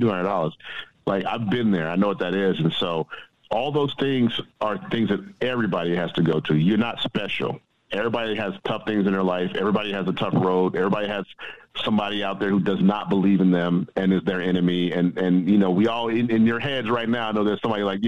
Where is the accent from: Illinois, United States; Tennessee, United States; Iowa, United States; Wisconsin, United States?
Illinois, United States; Chicago; moved away as an adult; also born or lived in Boston; I'm from the South Side of Chicago